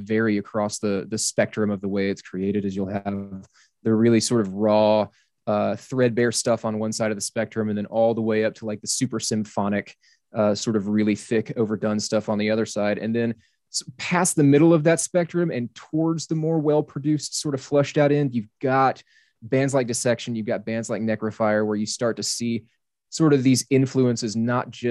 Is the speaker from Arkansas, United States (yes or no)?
yes; South Arkansas, United States; I grew up in Arkansas, so the weather is very, very similar, South Arkansas